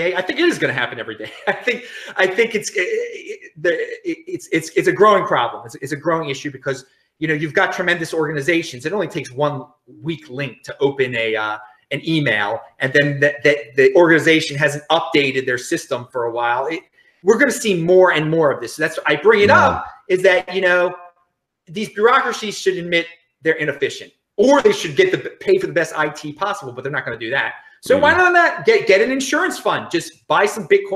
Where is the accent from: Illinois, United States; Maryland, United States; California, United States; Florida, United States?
Maryland, United States; Baltimore; I am from Baltimore